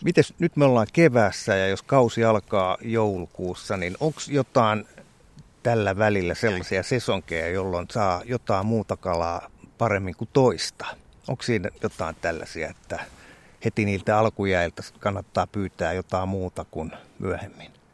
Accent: South Kymenlaakso, Finland; meillä Etelä-Kymenlaaksossa on, siellä on sellainen sanonta

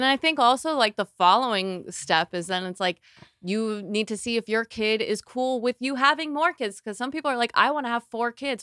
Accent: Florida, United States; I'm from Florida

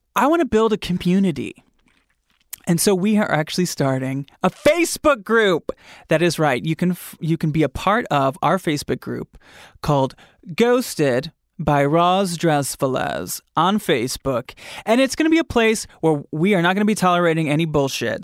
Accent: Grand Rapids, Michigan, United States; my hometown, in Michigan

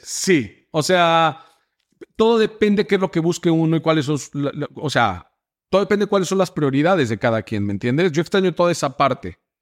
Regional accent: Mexico; moved away as an adult; now in United States; yo soy mexicano

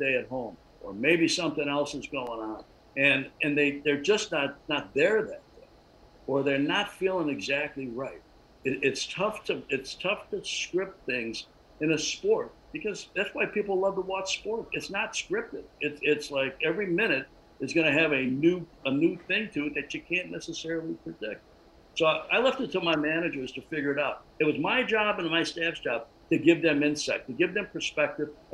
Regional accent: Chicago, Illinois, United States; moved away; the team I grew up with, the team I started working with in my hometown team, the Cubs

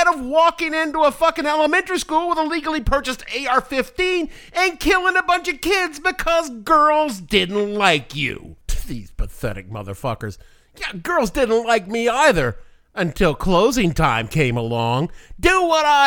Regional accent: New York City, New York, United States; the worst decade of my hometown, even if you aren't from New York City

